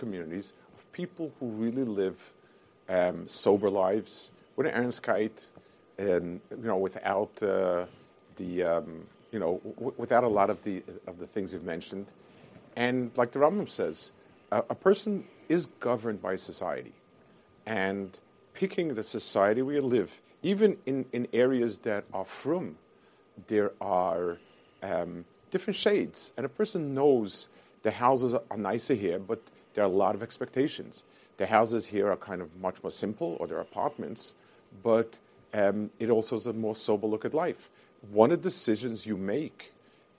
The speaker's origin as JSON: {"language": "English", "town": "New York City", "region": "New York", "country": "United States", "tie": "born or raised there", "said": "I grew up in Lower East Side"}